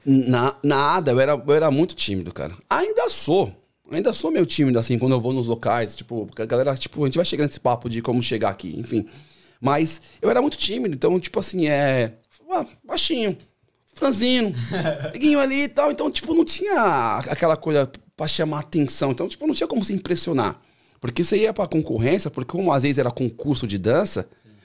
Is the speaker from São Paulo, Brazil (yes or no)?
yes; São Paulo, Brazil; moved away as an adult; also born or lived in São Caetano do Sul, Brazil; now in Sydney, Australia; cresci ali no Capão ali